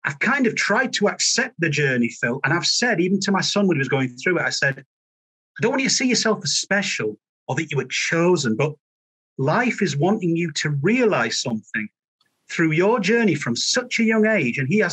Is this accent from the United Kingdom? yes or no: yes; Halifax, Yorkshire and the Humber, United Kingdom; growing up in Yorkshire after my father died when I was one